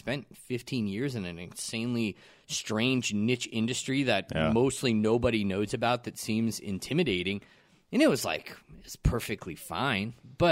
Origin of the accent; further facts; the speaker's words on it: Aurora, Colorado, United States; also born or lived in Genesee, Colorado; I moved from Aurora